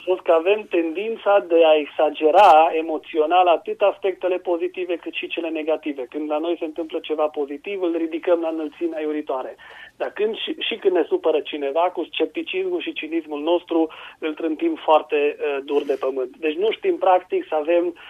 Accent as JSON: {"language": "Romanian", "country": "Romania"}